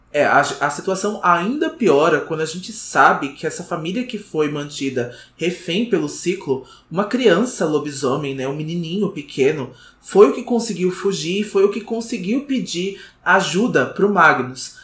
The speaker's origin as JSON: {"language": "Portuguese", "country": "Brazil", "said": "a gente é brasileiro, né? Infelizmente, então todo dia a gente acorda brasileiro"}